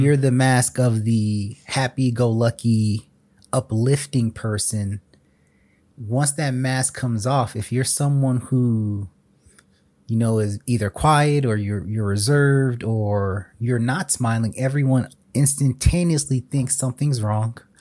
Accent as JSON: {"language": "English", "region": "South Florida", "country": "United States", "tie": "born or raised there", "said": "Growing up in South Florida"}